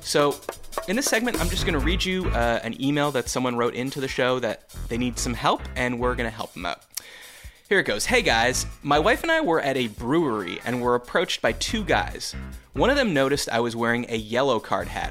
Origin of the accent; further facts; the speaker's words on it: Canada; now in Midwest, United States; as a Canadian